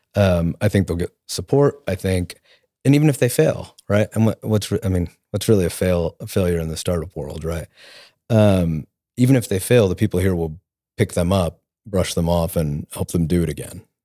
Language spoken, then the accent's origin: English; Tulsa, Oklahoma, United States; also born or lived in New Orleans / Washington, D.C.; I'm from Tulsa. I grew up here